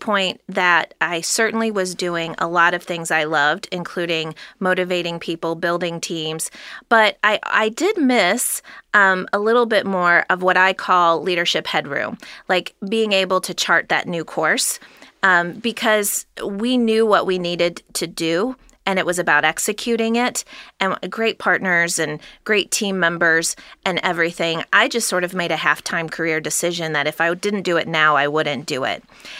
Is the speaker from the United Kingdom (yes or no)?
no; Cincinnati, Ohio, United States; I just kept coming back to wanting to be helpful within my hometown, which happens to be Cincinnati, Ohio